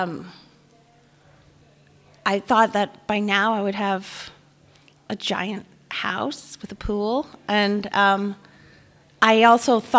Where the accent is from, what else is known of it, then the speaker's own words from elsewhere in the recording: Rockville Centre, New York, United States; I grew up on Long Island, okay, in a town called Rockville Center